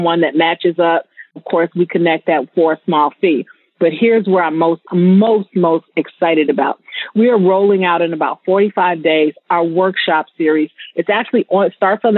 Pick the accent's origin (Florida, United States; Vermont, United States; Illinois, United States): Illinois, United States; Chicago; moved away as an adult; now in Las Vegas, United States; I'm originally from Chicago. I just relocated to Vegas a year and a half ago.